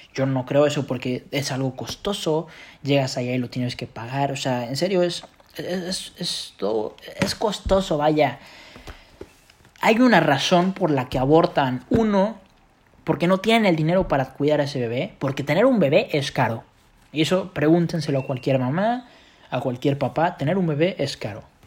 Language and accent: Spanish; Mexico